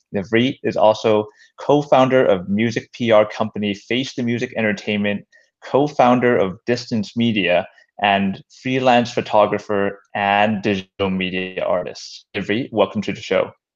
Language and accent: English; North Vancouver, British Columbia, Canada; I grew up in North Vancouver